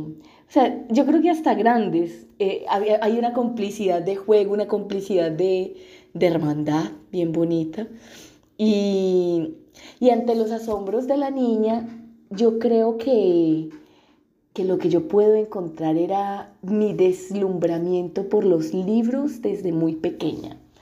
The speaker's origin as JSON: {"language": "Spanish", "area": "Urabá antioqueño", "region": "Antioquia", "country": "Colombia", "tie": "born or raised there", "also_born_or_lived": "Unguía, Chocó, Colombia", "moved": "yes", "lives_now": "Brazil", "said": "Mi familia llega a vivir al Urabá desde el Chocó, porque nosotros somos del Urabá antioqueño, llegamos a vivir al Urabá eh, antioqueño porque somos desplazados por la violencia"}